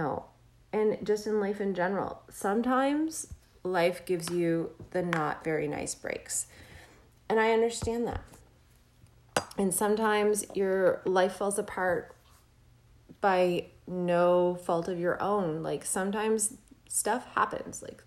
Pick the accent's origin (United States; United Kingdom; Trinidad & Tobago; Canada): Canada; I'm Canadian